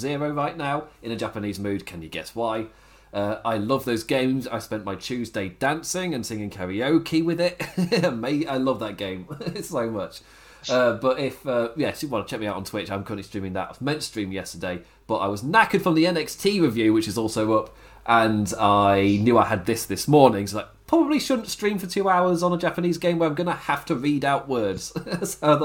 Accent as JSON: {"language": "English", "region": "England", "country": "United Kingdom", "said": "I'm English."}